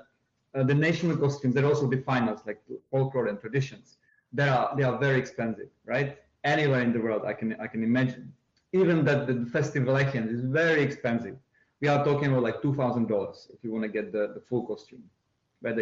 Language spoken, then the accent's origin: English; Horní Konec, Wallachia, Moravia, Zlín Region, Czechia; first language Czech; English is a second language; moved away as an adult; now in New York City, United States; Horní Konec. It's my hometown, home village.